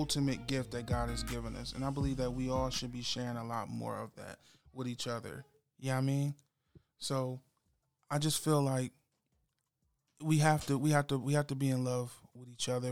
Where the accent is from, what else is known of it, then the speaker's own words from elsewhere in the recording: Salisbury, Maryland, United States; I was born in Salisbury, Maryland.